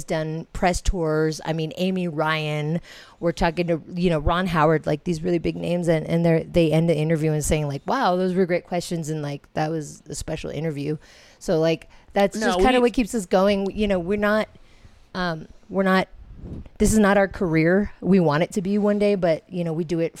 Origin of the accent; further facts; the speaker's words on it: Philippines; we're Filipino